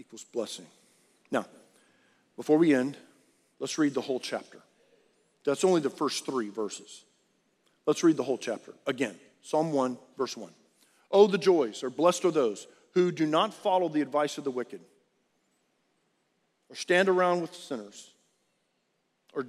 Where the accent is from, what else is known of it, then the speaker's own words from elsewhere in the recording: South Texas, United States; I grew up in South Texas